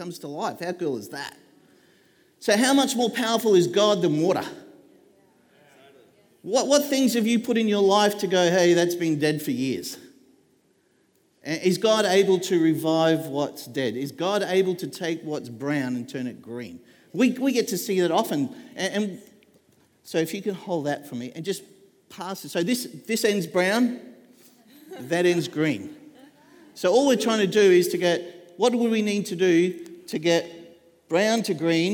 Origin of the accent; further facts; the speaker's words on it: Queensland, Australia; now in Devonport, Australia; We grew up in Queensland